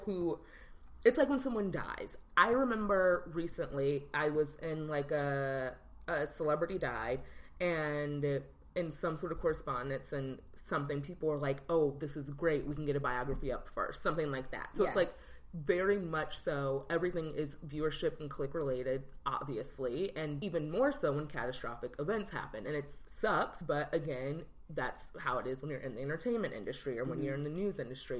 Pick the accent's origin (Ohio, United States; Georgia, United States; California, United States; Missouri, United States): Missouri, United States; St. Louis; I grew up in St. Louis